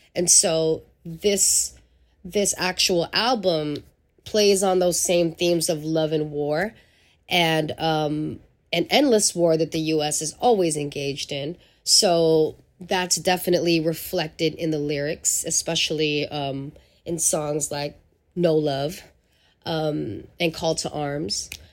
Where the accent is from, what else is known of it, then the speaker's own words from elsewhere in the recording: San Francisco, California, United States; also born or lived in Angeles City, Philippines; growing up in San Francisco, to me, in the early eighties, um, and nineties was a blessing as a young person of color